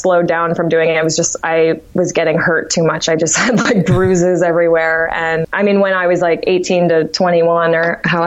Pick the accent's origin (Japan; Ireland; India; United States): United States; Martha's Vineyard, Massachusetts; moved away; also born or lived in Amherst, Massachusetts; I'm originally from Martha's Vineyard, Massachusetts, small island